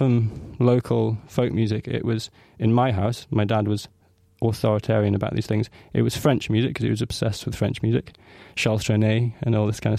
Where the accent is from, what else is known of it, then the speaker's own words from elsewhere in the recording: Orkney Islands, Scotland, United Kingdom; I come from the Orkney Islands in the far north of Scotland